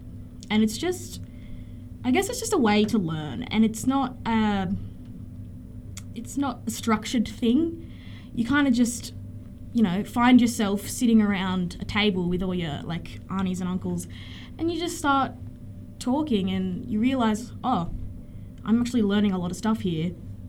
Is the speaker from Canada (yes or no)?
no; Kamilaroi and Awabakal area, New South Wales, Australia; also born or lived in Central Coast, New South Wales; So I was born on the Central Coast, but I've lived in the Kamilaroi and Awan area since I was three, so I'm pretty at home here.